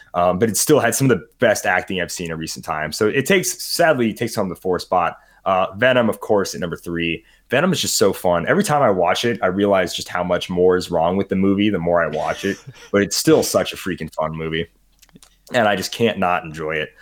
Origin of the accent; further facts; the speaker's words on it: United States; I'm an American